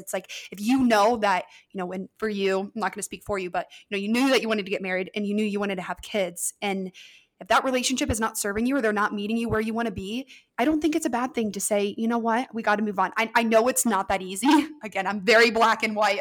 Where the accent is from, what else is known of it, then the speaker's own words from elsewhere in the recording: Ohio, United States; I'm from Ohio